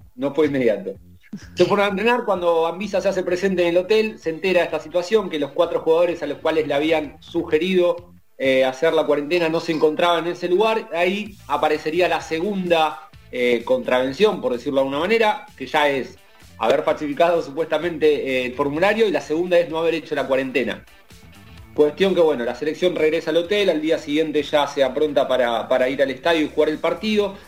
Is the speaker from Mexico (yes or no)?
no; Argentina; a nosotros como argentinos